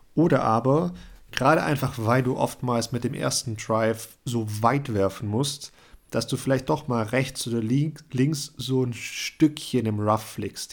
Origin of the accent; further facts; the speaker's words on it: Germany; bei uns in Deutschland